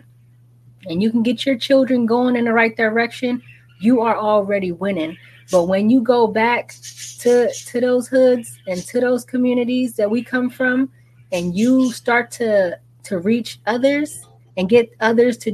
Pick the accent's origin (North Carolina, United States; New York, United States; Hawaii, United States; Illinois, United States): New York, United States; New York City; I'm from Brooklyn, New York, and you know, right there on Caden Ocean